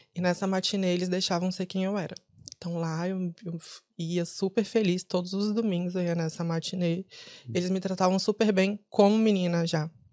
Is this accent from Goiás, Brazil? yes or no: no; São Paulo, Brazil; also born or lived in Ceará, Brazil; now in Dublin, Ireland; Eu sou de São Paulo mas nasci no Ceará. Uhum. Fui para São Paulo com três anos de idade